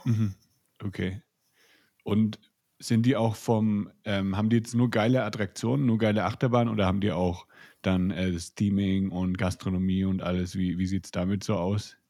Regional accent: Nuremberg, Bavaria, Germany; ich bin ja auch aus Bayern, ich bin aus Nürnberg

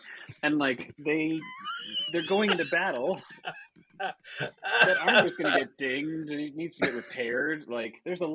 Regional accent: United States; my memory of this is as an American child

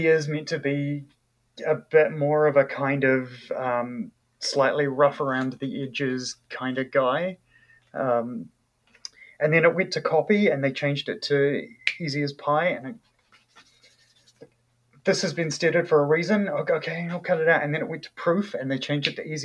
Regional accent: New Zealand; accent: New Zealand English; first language English; also born or lived in Malaysia / Indonesia / Wellington, New Zealand; I'm a Kiwi and I grew up speaking New Zealand English

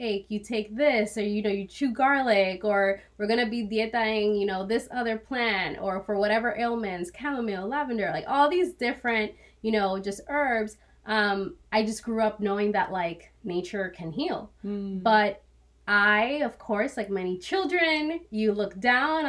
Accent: Dominican Republic; I was born in the Dominican Republic

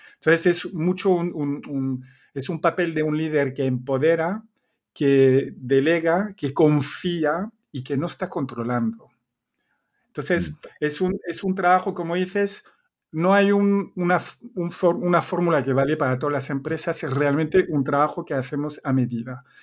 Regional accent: Belgium; accent: Belgian; Spanish is a second language; moved away as an adult; also born or lived in Spain / Chile; yo soy belga, se nota el acento

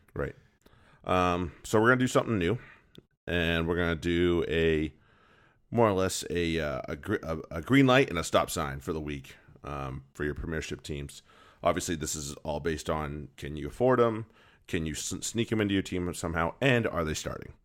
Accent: United States; you and I being an American rugby fan

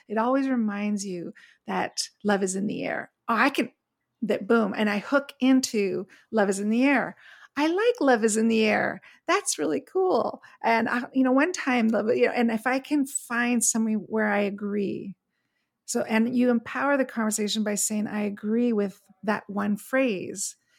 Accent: Montreal, Quebec, Canada; moved away as an adult; now in Palm Springs, United States; But I grew up in Montreal, where we had very clear, distinct four seasons

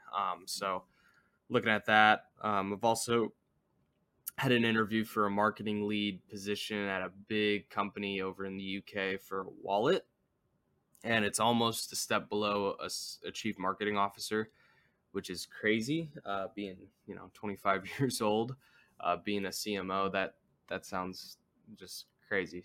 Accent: United States; as an American

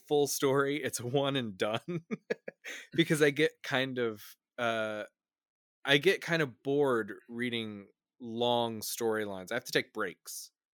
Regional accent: Midwest, United States; I grew up in the Midwest.

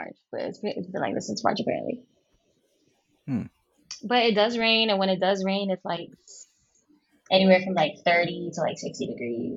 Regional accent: Hawaii, United States; moved away; I'm from Hawaii

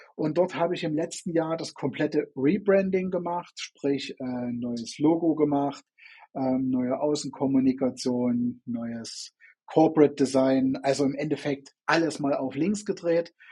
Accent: Chemnitz, Saxony, Germany; bin in, äh, in Chemnitz oder damals Karl-Marx-Stadt hieß es ja noch, vor der Wende geboren

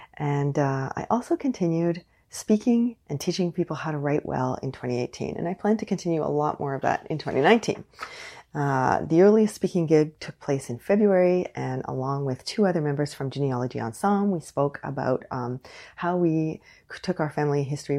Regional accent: Canada; I am unapologetically Canadian.

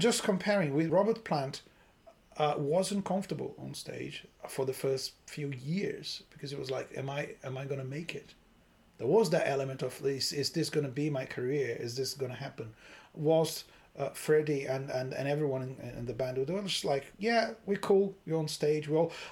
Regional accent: Brazil; moved away; I grew up in Brazil.

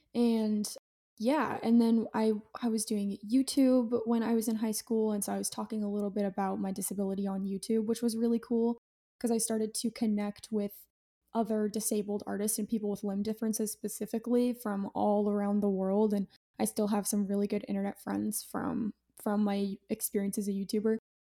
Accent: Utah, United States; I'm from Utah

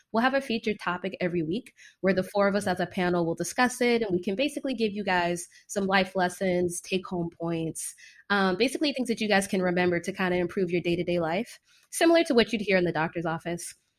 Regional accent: Fort Lauderdale, Florida, United States; moved away as an adult; also born or lived in Washington, D.C. / Caribbean / New York City / Chicago; now in California, United States; I'm originally from Fort Lauderdale, Florida.

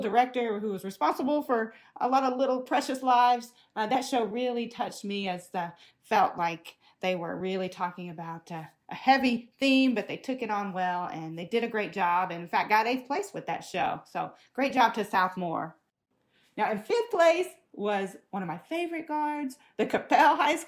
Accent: Houston, Texas, United States; I'm from the Houston area, like Clearbrook

